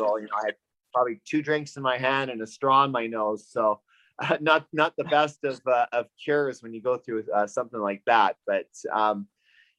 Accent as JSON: {"language": "English", "town": "Vancouver", "region": "British Columbia", "country": "Canada", "said": "I'm from Vancouver, BC, Canada."}